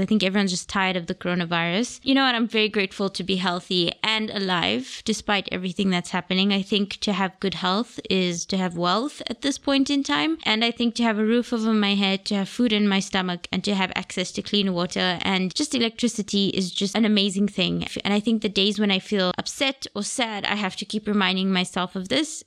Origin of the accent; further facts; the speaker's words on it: Gaborone, South-East District, Botswana; moved away as an adult; also born or lived in United Kingdom; now in Cape Town, South Africa; I was born in Gaborone, Botswana. So my nationality, I am Botswana.